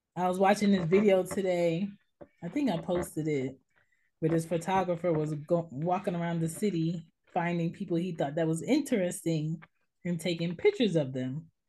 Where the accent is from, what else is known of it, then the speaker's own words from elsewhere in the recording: United States; we are American Black people